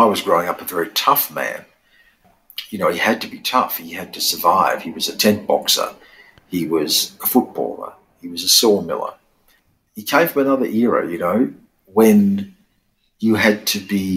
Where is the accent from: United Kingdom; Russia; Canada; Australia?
Australia; being Australian, is that we live between those two worlds